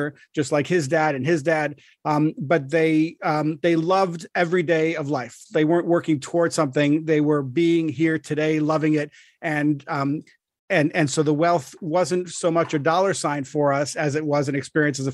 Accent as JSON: {"language": "English", "country": "Israel", "tie": "born or raised there", "said": "I was born in Israel"}